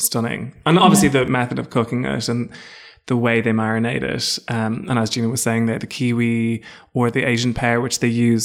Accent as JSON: {"language": "English", "country": "Ireland", "tie": "born or raised there", "said": "I don't feel like I had a a really traditional Irish foodie upbringing."}